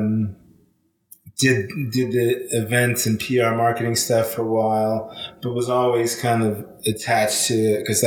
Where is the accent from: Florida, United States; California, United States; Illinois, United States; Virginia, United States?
California, United States; Los Angeles; moved away as an adult; also born or lived in Australia; I'm originally from Los Angeles, California, born and raised.